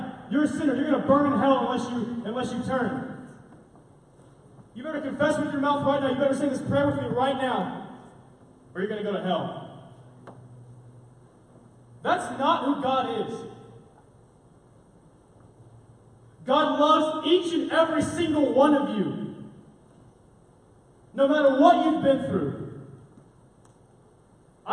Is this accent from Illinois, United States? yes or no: no; Arlington, Texas, United States; also born or lived in Granbury, Texas; I grew up in Arlington, Texas. I was born in Granbury, moved to Arlington when I was a baby